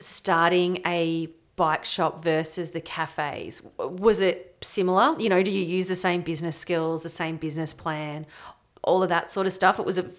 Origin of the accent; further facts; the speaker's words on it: Bendigo, Victoria, Australia; Like, as you said, I'm from Bendigo. We're a massive bike community, big, actually.